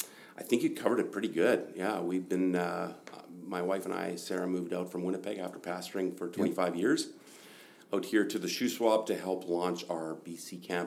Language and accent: English; Germany; also born or lived in Northern Alberta, Canada; I was born in Northern Alberta, 1 year old, and then mom and dad moved to Germany as missionaries.